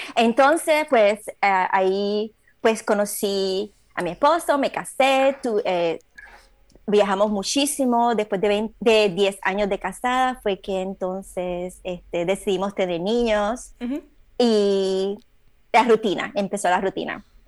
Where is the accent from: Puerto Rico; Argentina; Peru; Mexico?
Puerto Rico; Aguas Buenas; moved away as an adult; now in Orange County, United States; soy puertorriqueña, obviamente, la tengo la sangre por todos lados. de puertorriqueño lo llevo en todos lados. Este, nací, me crié en el, en el barrio de Babuera, Puerto Rico